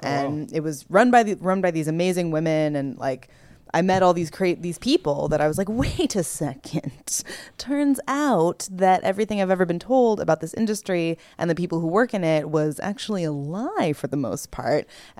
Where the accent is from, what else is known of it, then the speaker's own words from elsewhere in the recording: California, United States; I am not from the Midwest at all. I'm California